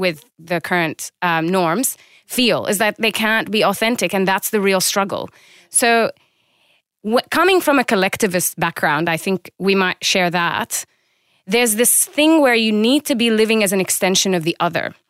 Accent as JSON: {"language": "English", "country": "Jordan", "said": "I'm from Jordan in the Middle East."}